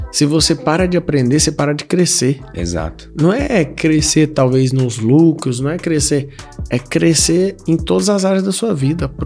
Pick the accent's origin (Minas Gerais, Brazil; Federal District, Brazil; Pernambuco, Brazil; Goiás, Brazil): Goiás, Brazil; Iporá; also born or lived in Goiânia; now in São Paulo, Brazil; quando eu vim para São Paulo, né, quando eu mudei de Iporá para Goiânia, de Goiânia para São Paulo